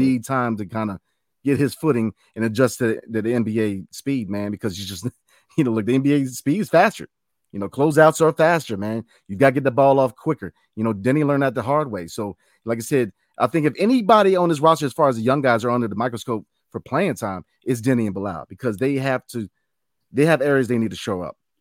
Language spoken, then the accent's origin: English; Northern Virginia, United States; I was raised in North Virginia.